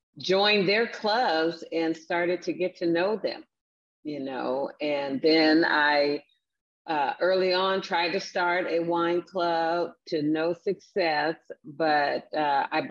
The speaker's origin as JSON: {"language": "English", "town": "Seattle", "region": "Washington", "country": "United States", "tie": "born or raised there", "also_born_or_lived": "Wichita, Kansas", "said": "I grew up in Seattle, Washington. I'm originally from Wichita, Kansas"}